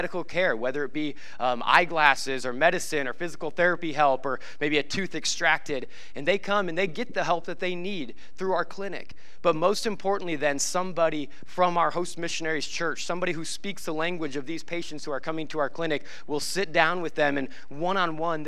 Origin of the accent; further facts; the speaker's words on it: Nebraska, United States; moved away; I grew up in Nebraska